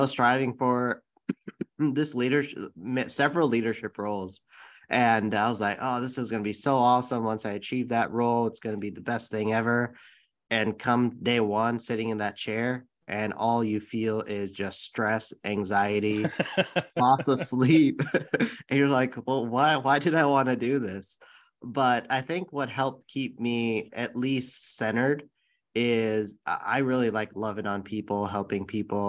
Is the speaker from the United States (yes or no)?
yes; San Bruno, California, United States; I grew up in the Bay Area in San Bruno, California, and that's the city right by San Francisco International Airport